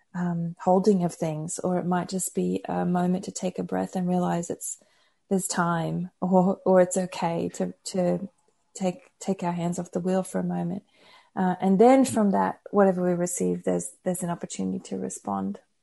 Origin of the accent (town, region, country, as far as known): Brisbane, Queensland, Australia; born or raised there; moved away as an adult; also born or lived in United States